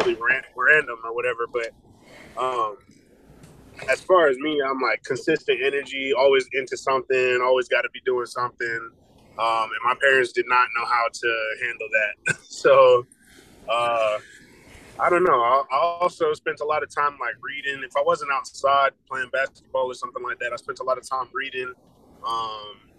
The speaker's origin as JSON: {"language": "English", "town": "Marietta", "region": "Georgia", "country": "United States", "tie": "born or raised there", "also_born_or_lived": "Virginia Beach, Virginia", "moved": "as an adult", "lives_now": "Tennessee, United States", "said": "I'm from Marietta, Georgia. I'm actually from Virginia Beach, Virginia, but I only lived out there until I was like 5. And then I moved out here, and I've been out here in Marietta, Georgia, since I was like 6."}